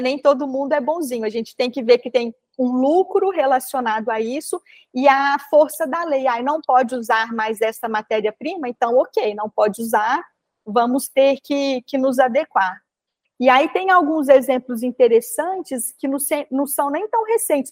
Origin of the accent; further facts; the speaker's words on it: Minas Gerais, Brazil; como boa mineira que sou